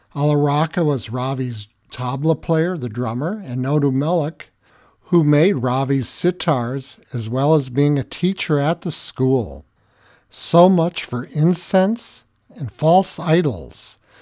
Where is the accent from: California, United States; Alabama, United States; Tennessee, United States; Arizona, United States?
California, United States; Tahanga, Southern; I grew up in a small town in Southern California called Tahanga, my hometown